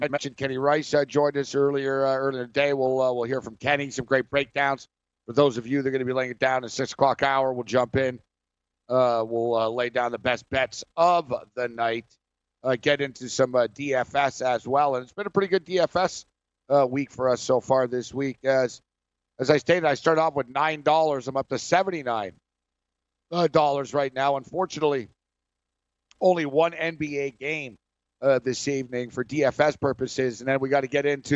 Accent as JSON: {"language": "English", "town": "Montreal", "region": "Quebec", "country": "Canada", "said": "I'm from Montreal"}